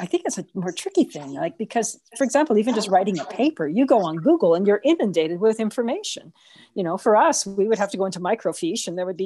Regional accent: Canada; also born or lived in Edmonton, Canada; I grew up in Mayfair

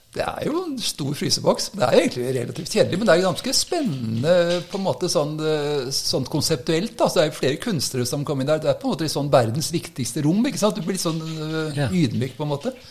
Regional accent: Oslo, Norway; moved away as an adult; now in Ski, Norway; Jeg kommer fra Oslo. Så eh, Oppvokst oppe i Korsvoll

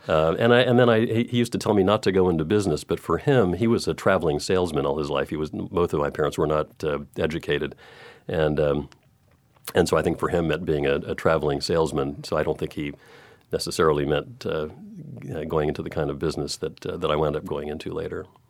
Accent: Texas, United States; moved away; I grew up in Texas

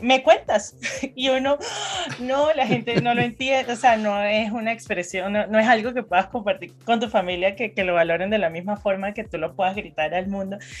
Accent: Venezuela; moved away as an adult; now in Colombia; Yo, orgullosamente venezolana. Nací en Venezuela y hace seis años dejé mi país

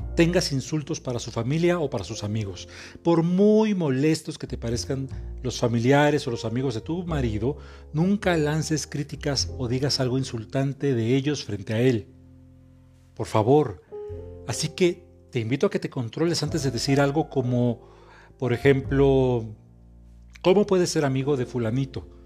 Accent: Mexico; soy terapeuta mexicano

